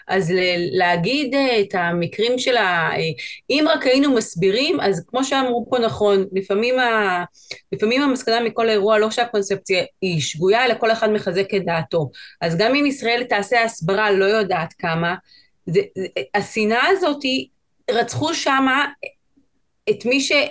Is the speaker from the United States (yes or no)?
no; Chile; now in Israel; שומעים, אני מצ'ילה, גדלתי שם, עליתי לארץ לפני עשר שנים